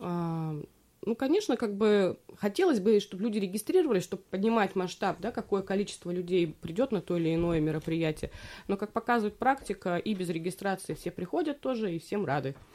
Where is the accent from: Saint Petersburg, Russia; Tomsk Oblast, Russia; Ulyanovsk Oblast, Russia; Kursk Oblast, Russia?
Tomsk Oblast, Russia; Belyy Yar, Verkhneketsky District; Я выросла в Верхнекетском районе, в поселке Белья